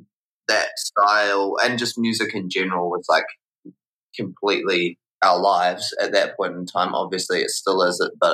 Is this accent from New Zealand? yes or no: yes; New Plymouth, Taranaki, New Zealand; moved away as an adult; also born or lived in Wellington; I'm actually not from Wellington. I'm from a city called New Plymouth, which is about like a 5-hour drive north on the west coast. And I grew up there, went to high school there